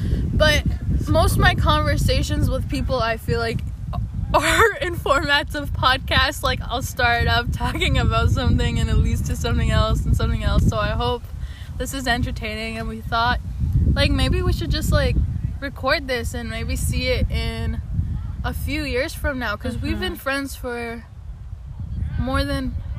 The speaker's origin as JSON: {"language": "English", "country": "Iran", "tie": "born or raised there", "also_born_or_lived": "Japan / Toronto, Canada / Bay Area, United States", "said": "I was born in Japan, but I'm full Persian. So just imagine in your head a Middle Eastern person sitting here talking to you. And I grew up in Iran and in Toronto."}